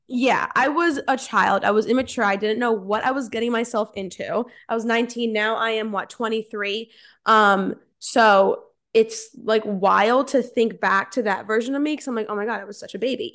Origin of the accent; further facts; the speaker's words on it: New Jersey, United States; I'm from Central Jersey, born and raised